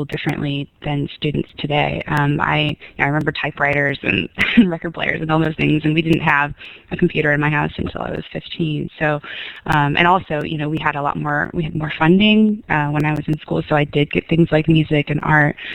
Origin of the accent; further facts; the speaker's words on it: Sonoma, California, United States; moved away as an adult; also born or lived in San Francisco; now in Jackson, United States; I grew up in Northern California in a small town, Sonoma